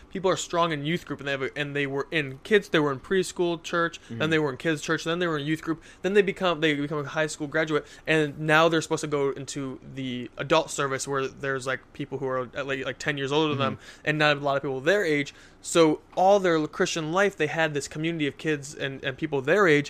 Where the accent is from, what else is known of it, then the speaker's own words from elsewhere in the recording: United States; I'm American